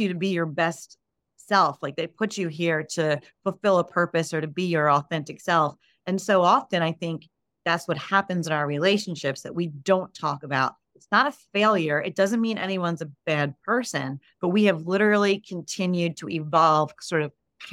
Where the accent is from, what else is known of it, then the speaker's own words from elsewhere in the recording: United States; I'm Italian as well, but, you know, obviously raised in America